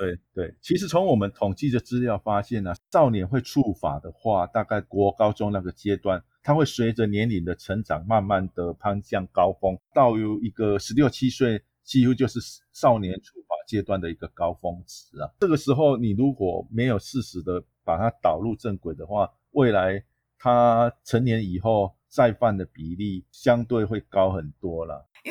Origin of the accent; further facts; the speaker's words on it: Taiwan; 对于我们台湾的国际形象确实是不大OK的啦